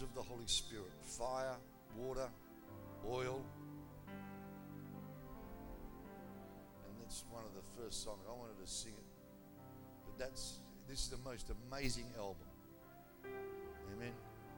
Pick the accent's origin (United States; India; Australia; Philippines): Australia; I'm an Australian